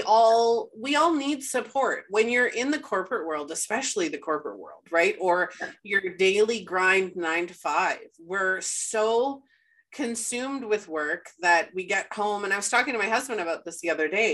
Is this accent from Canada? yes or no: yes; Winnipeg, Manitoba, Canada; moved away as an adult; we moved back to Winnipeg and we were born and raised in Winnipeg